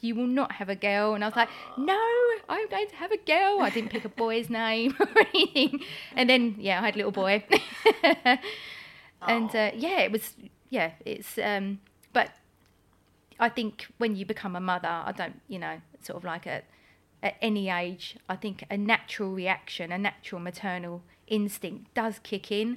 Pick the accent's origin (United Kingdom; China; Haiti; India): United Kingdom; Essex, East of England; also born or lived in Greenwich, London; I moved to Essex uh, when I was very young. I've oh, got. I have only been a, yeah, I think I was about four when I moved to Essex.